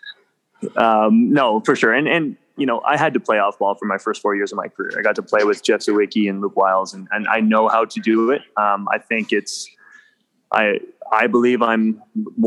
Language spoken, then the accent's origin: English; Ottawa, Ontario, Canada; moved away; also born or lived in Calgary; I'm born and raised. I'm a Gloucester product